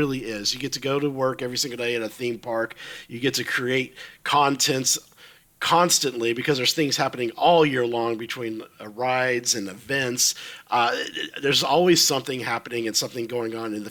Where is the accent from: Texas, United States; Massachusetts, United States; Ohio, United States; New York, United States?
Texas, United States; moved away as an adult; now in Florida, United States; I come originally from Texas, born and raised in Texas